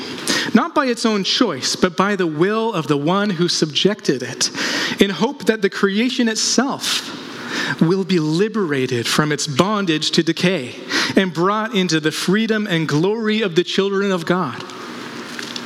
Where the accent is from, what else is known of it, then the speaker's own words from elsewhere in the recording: Vancouver Island, British Columbia, Canada; my hometown on Vancouver Island